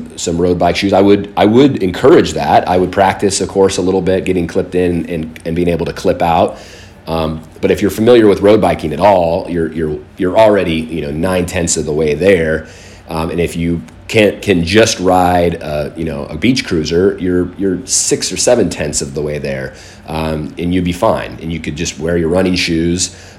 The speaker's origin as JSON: {"language": "English", "region": "Southern California", "country": "United States", "tie": "born or raised there", "said": "I grew up down in Southern California."}